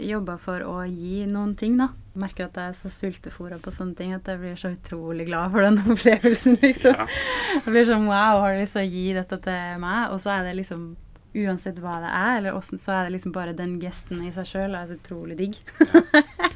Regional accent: Flekkefjord, Agder, Norway; moved away; når jeg var hjemme i Flekkefjord nå

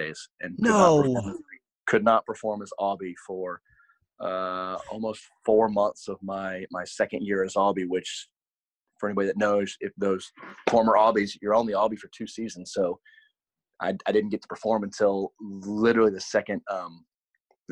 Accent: Nashville, Tennessee, United States; moved away; I grew up in Nashville, Tennessee.

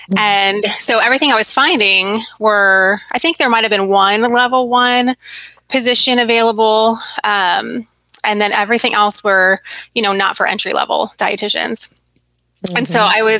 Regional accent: West Coast, United States; I'm from the West Coast, um, and I was in school in Virginia

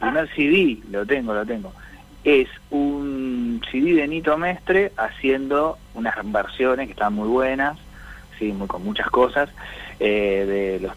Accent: Azul, Buenos Aires Province, Argentina; yo me crecí en una zona rural, ¿no? Bastante alejado, como decís vos, de las en las afueras de la barriga, bastante, bastante afuerita, ya eso era más partido de azul, y bueno, y ahí, y ahí crecí

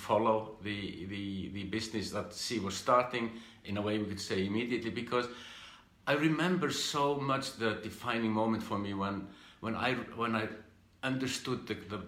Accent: Iceland; I'm from Iceland. I grew up in this country here and did my education and the usual things

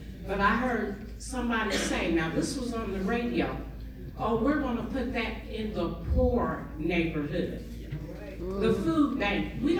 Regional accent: Columbus, Ohio, United States; also born or lived in Hilliard, Ohio; I'm from Columbus, Ohio. I've been residing here for a while. The suburbs, I lived in the area of Rome, Hilliard.

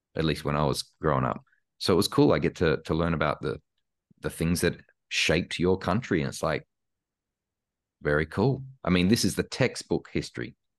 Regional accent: Australia; born or raised there; moved away as an adult; also born or lived in Karlsruhe, Germany / Los Angeles, United States

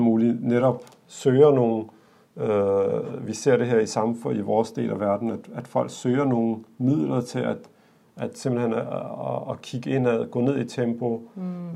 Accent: Denmark; os, der er født og opvokset her

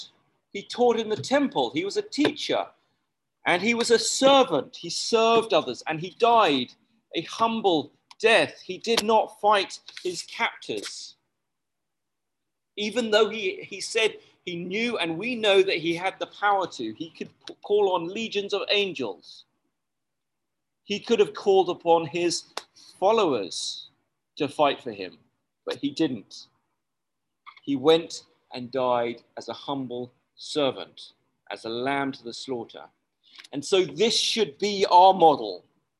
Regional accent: United Kingdom; now in Malaysia; As a British person

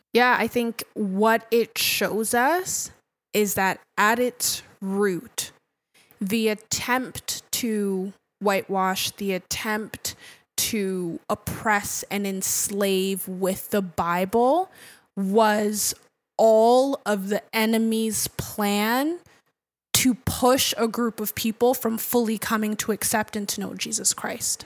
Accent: Nigeria; as an African, um, as a Nigerian

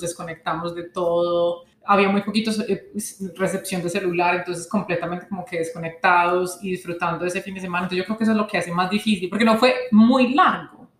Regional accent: Colombia; como colombiano latino

